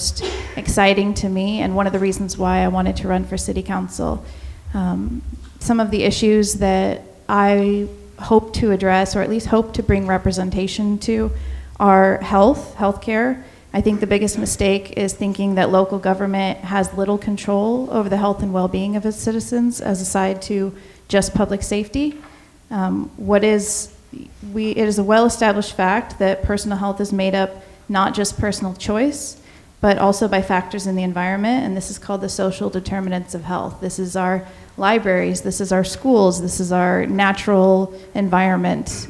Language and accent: English; Brookings, Oregon, United States; also born or lived in Jackson County, Oregon; I am from Brookings